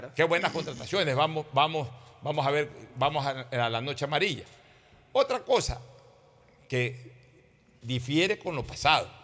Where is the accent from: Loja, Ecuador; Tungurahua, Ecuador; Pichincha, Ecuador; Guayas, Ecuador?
Guayas, Ecuador; Guayaquil; los guayaquileños sentíamos eso por sobre todas las cosas una solidaridad eh, eh, coterránea